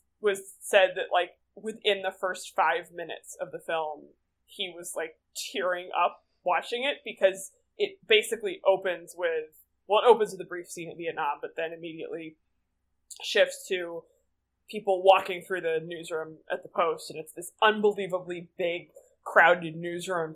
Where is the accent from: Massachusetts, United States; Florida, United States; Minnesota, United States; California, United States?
Massachusetts, United States; Boston; I am from Boston